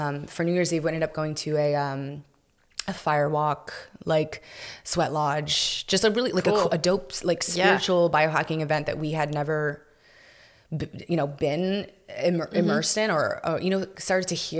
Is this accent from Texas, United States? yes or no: yes; Houston, Texas, United States; moved away as an adult; also born or lived in South Florida; now in Austin, United States; I'm from Houston, so I had some of my family and, mm-hmm. and stuff there